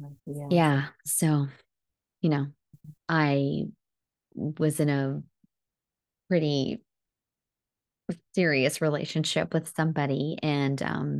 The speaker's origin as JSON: {"language": "English", "country": "India", "said": "I think as an Indian woman, that was the most embarrassing thing."}